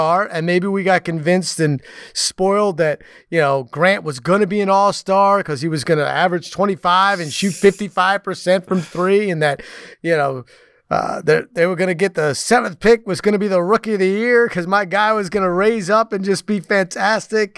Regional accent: New York City, New York, United States; moved away; I grew up in the New York City area

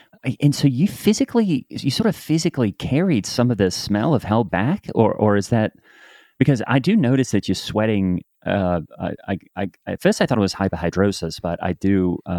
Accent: Australia; I'm Australian.

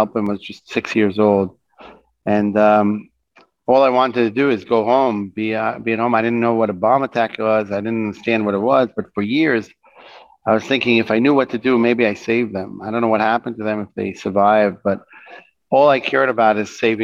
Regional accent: Jerusalem, Jerusalem District, Israel; I grew up in Jerusalem

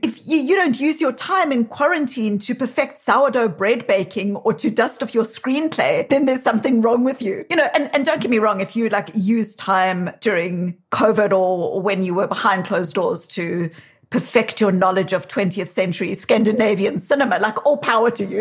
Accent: South Africa; accent: South African; now in Boston, United States

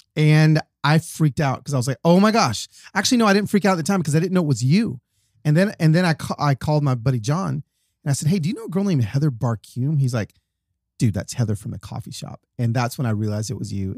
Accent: Atlanta, Georgia, United States; moved away; I was raised in Atlanta

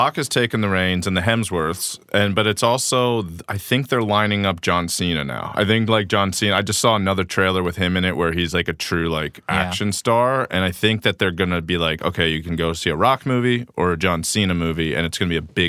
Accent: Maryland, United States; I'm from Maryland

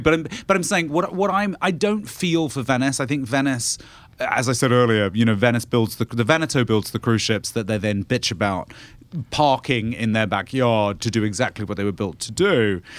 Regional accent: United Kingdom; I'm the British person here

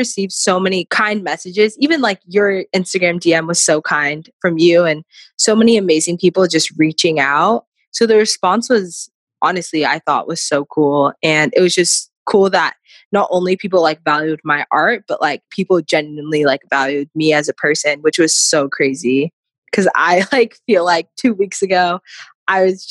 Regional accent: Chandler, Arizona, United States; I grew up originally in Arizona, Chandler, Arizona. It's like a suburb right outside of Phoenix

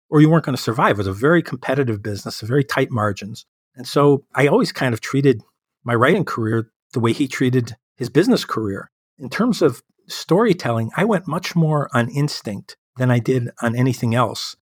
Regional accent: Chicago, Illinois, United States; my hometown of Chicago

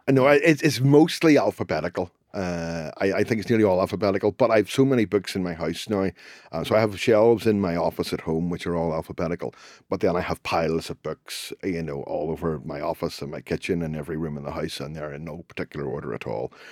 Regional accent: Belfast, Northern Ireland, United Kingdom; I grew up in Belfast during the Troubles

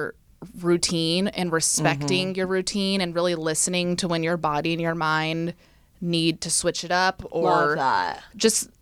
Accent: East Bay, California, United States; moved away as an adult; also born or lived in San Francisco; now in Los Angeles, United States; I grew up in the East Bay.

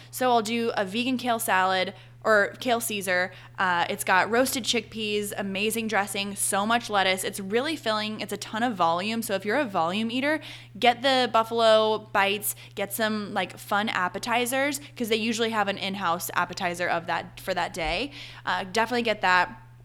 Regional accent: Charlotte, North Carolina, United States; also born or lived in Arizona / Boone, North Carolina; now in Charleston, United States; I'm from Charlotte, North Carolina.

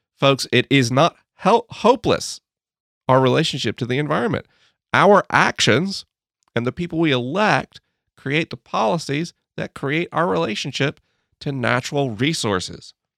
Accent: United States; As an American

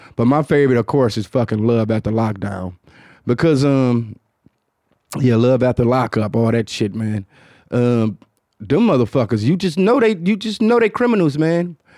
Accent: Detroit, Michigan, United States; accent: Detroit; my Detroit accent

